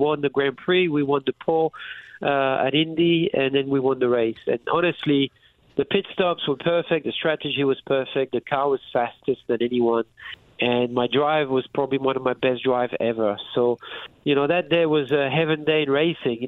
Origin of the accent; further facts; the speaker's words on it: France; moved away; I was raised in France